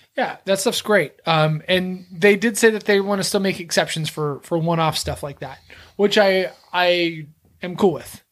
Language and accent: English; Texas, United States; I'm from Texas.